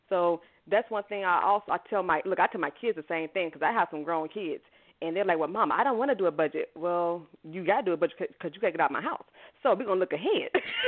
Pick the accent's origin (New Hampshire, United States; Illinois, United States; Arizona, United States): Illinois, United States; Chicago; I am originally from Chicago. What's going on, Chi-Town? I love my city.